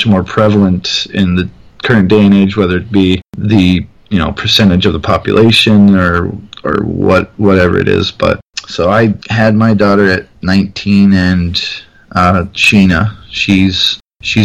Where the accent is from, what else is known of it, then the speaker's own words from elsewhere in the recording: Tacoma, Washington, United States; now in Michigan, United States; I was born in Tacoma, Washington, and lived next to my grandparents on a stretch of land that has had my family on it since I was alive